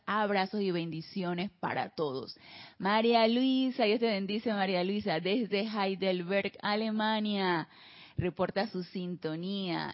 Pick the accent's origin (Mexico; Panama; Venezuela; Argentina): Panama; de regreso aquí en Panamá también. en mi terruño, como le decimos nosotros acá, de regreso al terruño